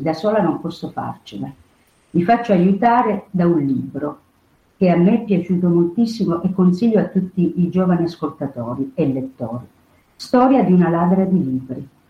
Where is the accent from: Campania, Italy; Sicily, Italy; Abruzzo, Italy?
Sicily, Italy; Io sono siciliana